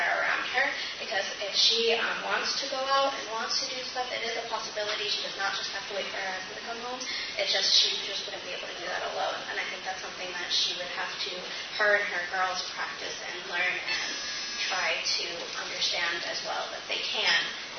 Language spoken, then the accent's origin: English; Egypt; moved away; I'm from Egypt